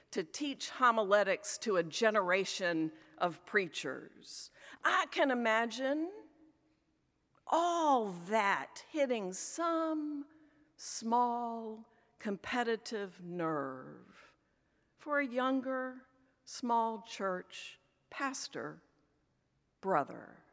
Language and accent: English; Richmond, Virginia, United States; accent: Southern; also born or lived in Philadelphia area; now in Philadelphia, United States; I grew up in Richmond, Virginia